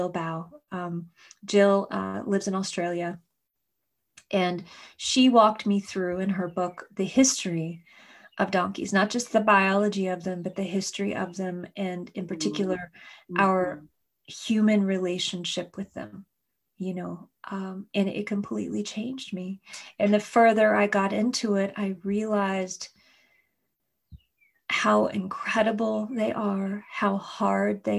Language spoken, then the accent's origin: English; Kentucky, United States; my childhood growing up in Kentucky